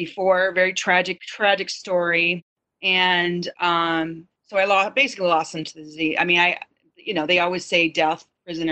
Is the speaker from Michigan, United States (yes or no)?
yes; Michigan, United States; now in California, United States; I grew up in Michigan, the Midwest